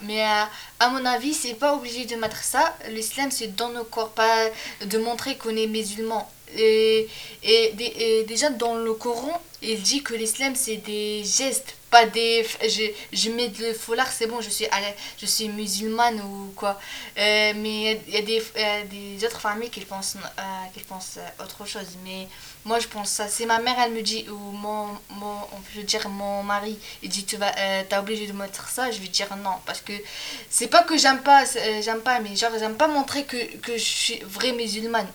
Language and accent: French; Tlemcen, Tlemcen Province, Algeria; moved away; Je viens d'Algérie, exactement à Tlemcen